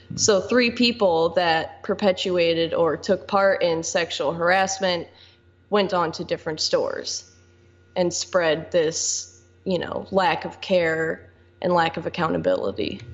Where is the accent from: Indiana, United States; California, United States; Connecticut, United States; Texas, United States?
Indiana, United States; Michigan City; I'm from Michigan City. I've lived here my entire life, 21 years old